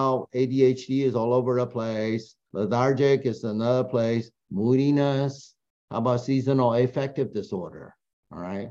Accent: Taiwan; moved away; I'm from Taiwan

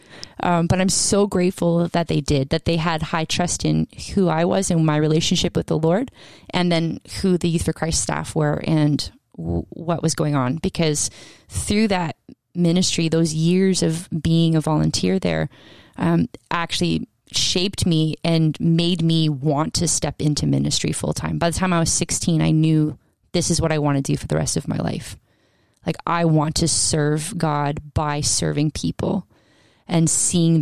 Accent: Canada; also born or lived in Scotland; I was from Canada and went there

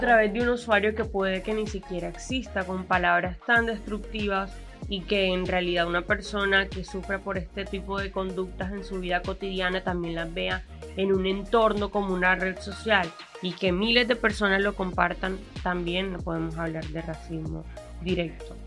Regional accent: Colombia; Somos colombianos, somos un montón de gente mestiza

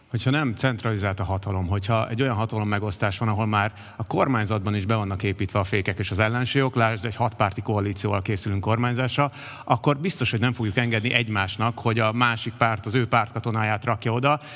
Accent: Buda, Budapest, Hungary; mi budaiak vagyunk

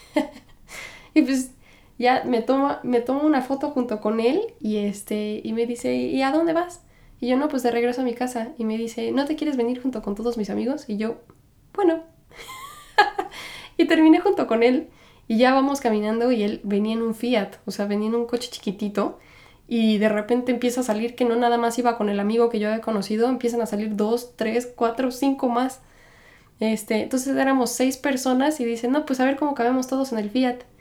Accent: Mexico; moved away as an adult; now in New York, United States; Yo soy mexicana. Crecí y me criaron y, todo como mexicana

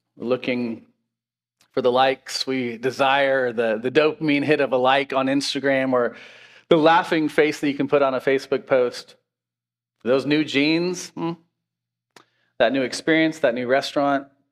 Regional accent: Washington, United States; now in Pennsylvania, United States; I grew up in Washington State

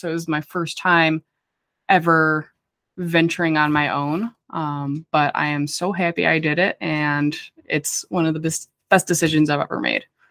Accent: near Chicago, Midwest, United States; I'm from the Midwest. I'm like right by Chicago

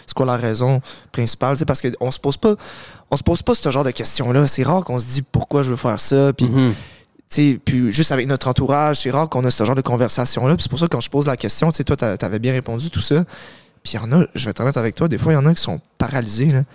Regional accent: Montreal, Quebec, Canada; je suis né à Montréal. Euh, j'ai grandi avec mes parents

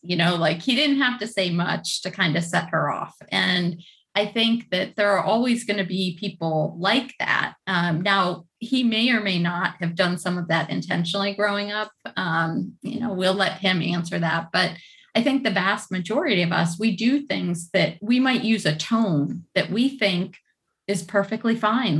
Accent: Cleveland, Ohio, United States; in the Midwest actually. So not that far from I think where you guys are. I'm from Cleveland.

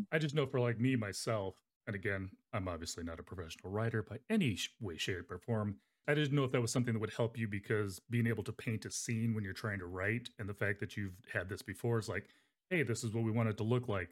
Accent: Arizona, United States; now in Nebraska, United States; I grew up in Arizona

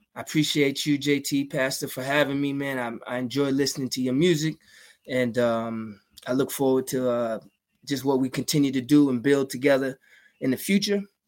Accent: Georgia, United States; moved away as an adult; also born or lived in Queens, New York / Virginia; now in New York, United States; I was living in Georgia.

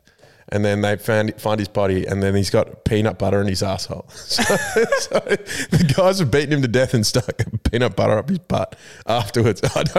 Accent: New South Wales, Australia; I am from New South Wales, yes. I'm a Blues man.

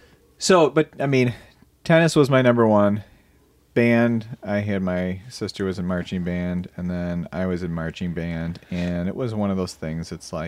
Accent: Brighton, South East England, United Kingdom; I grew up in Brighton all my life. I was born and raised there.

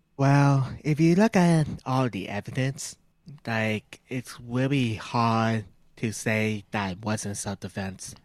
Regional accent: Canada; we're two whips from Canada

